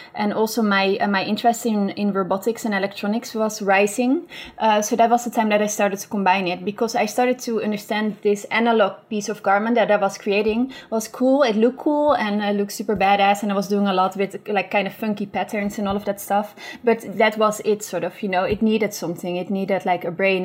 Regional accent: Beemster, North Holland, Netherlands; I grew up in Beemster, mm-hmm. which is uh, in the Netherlands

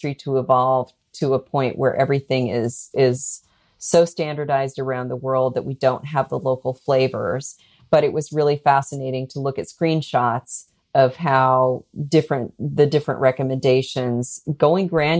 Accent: United States; as an American

